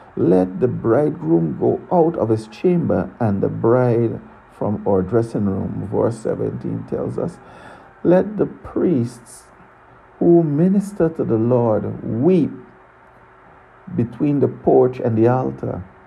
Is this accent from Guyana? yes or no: yes; Guyana; now in Tortola, British Virgin Islands; I was born in Guyana, South America. I now live and reside in Tortola, British Virgin Islands